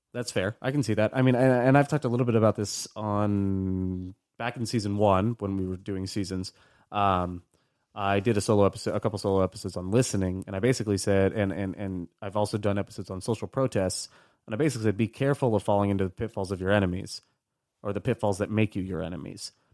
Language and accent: English; United States; I was born in the States, never been over there, never spoken Spanish, but, like, my family is Cuban.